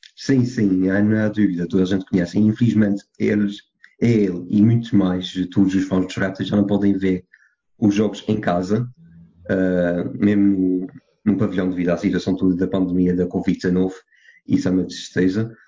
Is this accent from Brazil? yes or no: no; Portugal; sou do São Miguel dos Sul